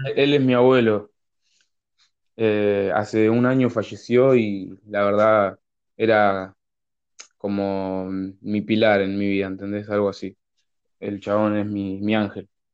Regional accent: Berazategui, Buenos Aires Province, Argentina; Yo soy de Buenos Aires, una ciudad llamada Verazatei, en el sur de Buenos Aires

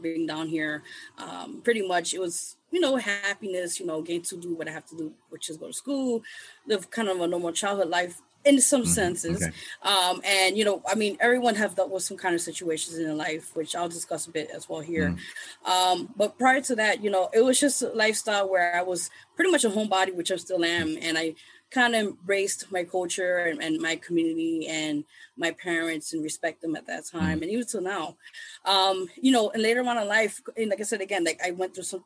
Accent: New York City, New York, United States; I start out from being born and raised in the Lower East Side. Those who don't know, that's part of like East Village, Manhattan

